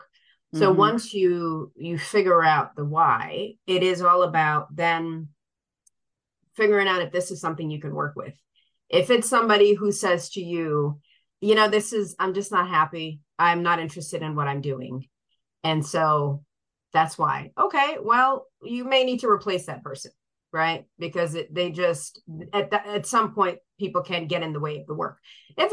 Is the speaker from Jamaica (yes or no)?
no; Sierra Leone; moved away; I was born in Sierra Leone